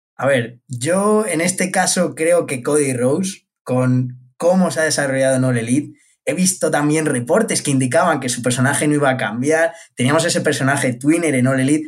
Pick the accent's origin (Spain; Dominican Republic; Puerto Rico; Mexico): Spain; yo como español